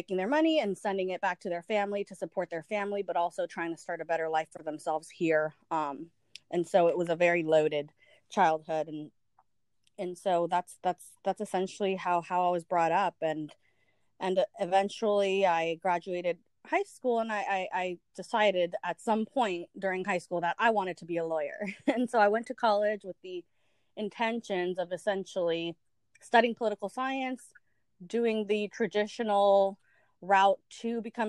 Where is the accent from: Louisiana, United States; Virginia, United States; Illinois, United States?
Virginia, United States; Arlington; also born or lived in El Salvador; I grew up in the Washington, D.C. area in a relatively known city now called Arlington, Virginia